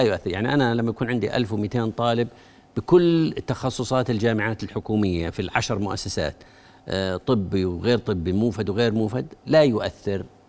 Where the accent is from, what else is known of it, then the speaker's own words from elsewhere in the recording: Jordan; أنا كأردني